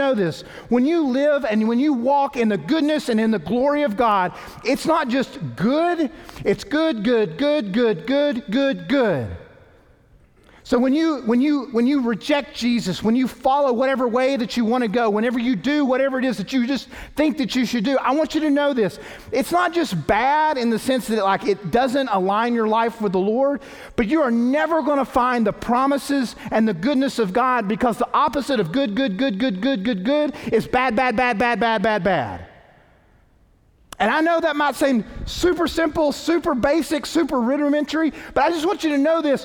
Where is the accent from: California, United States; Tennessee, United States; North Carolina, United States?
Tennessee, United States; East; moved away; also born or lived in New Orleans; growing up in East Tennessee